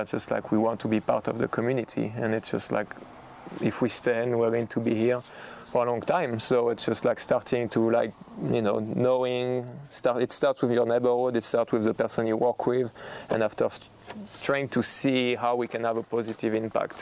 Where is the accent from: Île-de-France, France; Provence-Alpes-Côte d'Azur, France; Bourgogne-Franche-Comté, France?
Bourgogne-Franche-Comté, France; Burgundy; English is a second language; moved away as an adult; now in Oregon, United States; I'm from Burgundy and I'm in Oregon